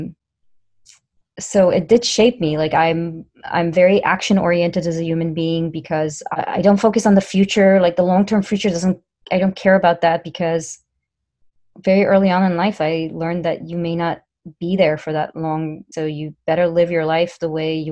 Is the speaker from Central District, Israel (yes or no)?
yes; Ra'anana, Central District, Israel; I grew up in Israel, in a town called Ra'anana, which is near Tel Aviv.